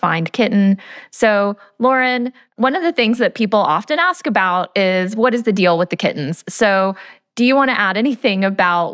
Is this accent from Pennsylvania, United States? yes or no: no; Georgia, United States; I'm from Georgia. So my life is, you know, very peach heavy living in Atlanta